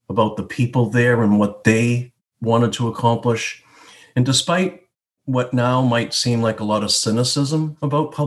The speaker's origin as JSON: {"language": "English", "town": "Boston", "region": "Massachusetts", "country": "United States", "tie": "born or raised there", "said": "Born and raised in Dorchester in the 60s and 70s"}